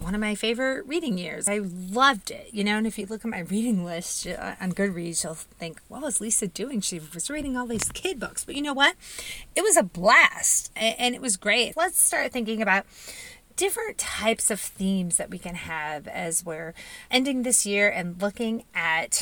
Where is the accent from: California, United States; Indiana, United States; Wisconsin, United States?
Indiana, United States; I was born and raised in Indiana